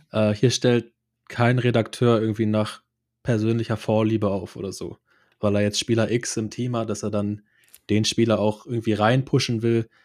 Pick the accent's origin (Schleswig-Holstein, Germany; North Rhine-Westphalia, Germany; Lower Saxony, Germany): Schleswig-Holstein, Germany; moved away as an adult; also born or lived in Cologne; ich komme ursprünglich aus Schleswig-Holstein